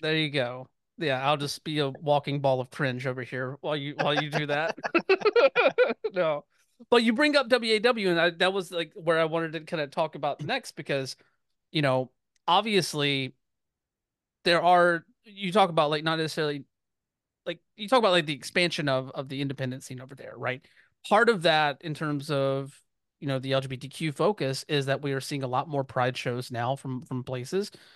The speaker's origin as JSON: {"language": "English", "region": "Georgia", "country": "United States", "tie": "born or raised there", "said": "I grew up in Georgia"}